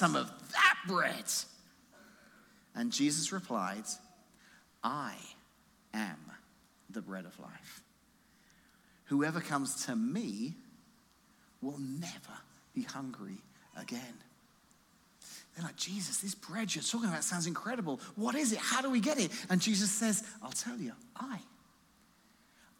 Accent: England, United Kingdom; now in Washington, United States; I'm from England

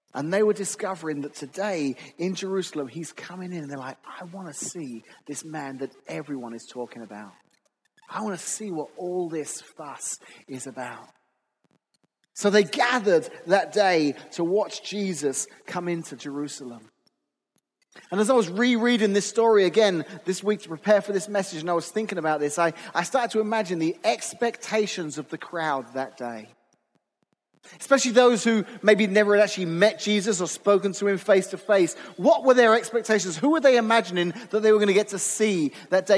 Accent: England, United Kingdom; moved away as an adult; also born or lived in Lake Zurich, Illinois; now in Washington, United States; Growing up in England

